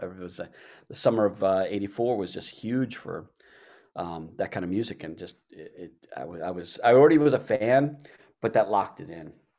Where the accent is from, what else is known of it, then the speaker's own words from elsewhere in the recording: Baltimore, Maryland, United States; moved away; I'm from Baltimore. Uh, so I grew up, uh, back there